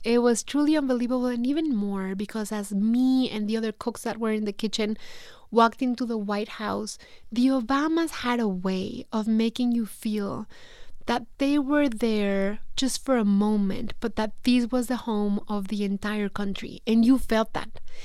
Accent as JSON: {"language": "English", "country": "Mexico", "accent": "Mexican", "second_language": "English", "moved": "as an adult", "lives_now": "United States", "said": "feeling, you know, so Mexican, feeling, missing Mexico so much."}